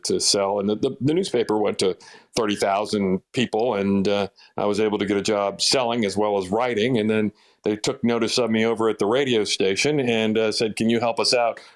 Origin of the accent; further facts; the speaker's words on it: eastern Fairfax County, Northern Virginia, United States; also born or lived in Washington, D.C.; raised out in Northern Virginia, just about 5 miles outside of D.C. in eastern Fairfax County